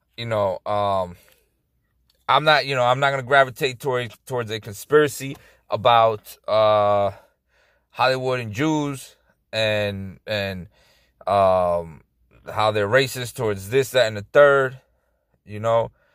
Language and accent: English; Dominican Republic; I was born in Dominican Republic